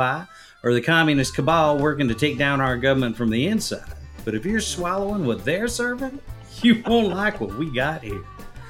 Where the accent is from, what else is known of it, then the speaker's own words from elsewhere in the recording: Carolina, United States; so this is I pulled some strings from back in my hometown in Carolina.